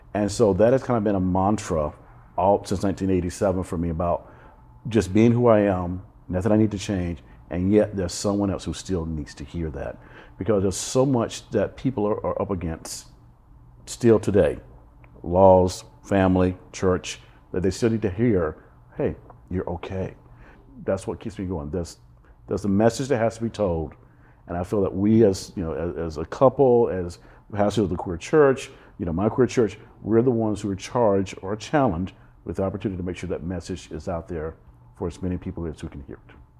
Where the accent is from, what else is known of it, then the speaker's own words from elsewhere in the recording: Alabama, United States; also born or lived in New York / Boston / California; now in Fort Lauderdale, United States; as a little kid growing up in Alabama